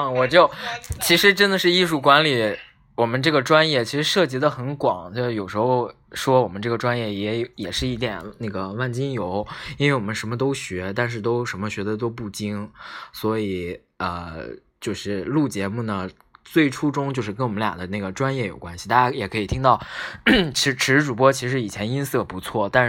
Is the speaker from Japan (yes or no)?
no; Northeast China, China; 其实我是东北人啊